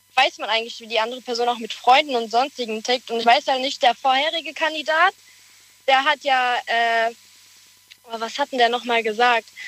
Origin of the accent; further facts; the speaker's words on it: Speyer, Rhineland-Palatinate, Germany; Aus Speyer.